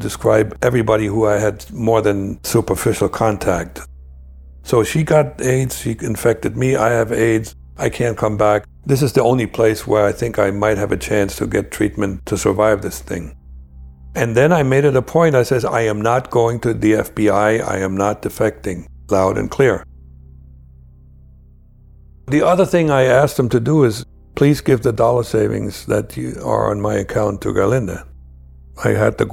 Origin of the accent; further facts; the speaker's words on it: Germany; moved away as an adult; now in United States; I really still had some loyalty towards my home country, East Germany